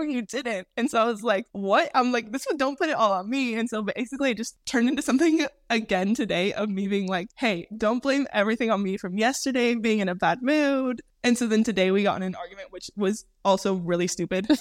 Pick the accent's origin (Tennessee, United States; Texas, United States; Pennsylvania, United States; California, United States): California, United States; moved away as an adult; also born or lived in Minnesota / Santa Clarita, California; now in Europe; Jordan and I were both raised in California. Jordan born in California, me just raised because I was born in Minnesota but moved to California when I was around 9 years old